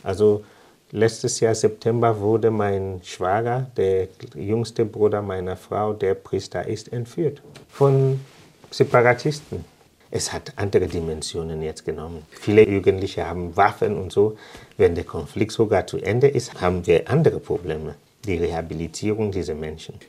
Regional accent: Limbe, Southwest Region, Cameroon; German is a second language; moved away as an adult; now in Heubach, Germany; Ich habe in Limbe gewohnt. Ich bin dort aufgewachsen, in die Schule gegangen

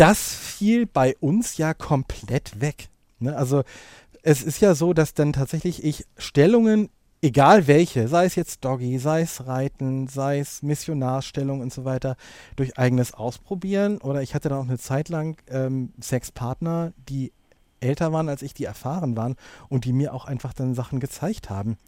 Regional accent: Hamburg, Germany; also born or lived in Lower Saxony; ich komme gebürtig aus Niedersachsen, also auf jeden Fall norddeutsch, aber wohne jetzt schon im Grunde seit Beginn meiner Schulzeit in Hamburg

